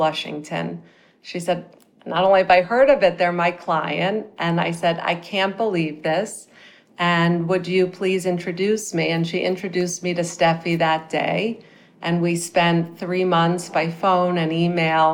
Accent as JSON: {"language": "English", "region": "Midwest", "country": "United States", "tie": "born or raised there", "also_born_or_lived": "New York City", "moved": "as an adult", "said": "I grew up in the Midwest."}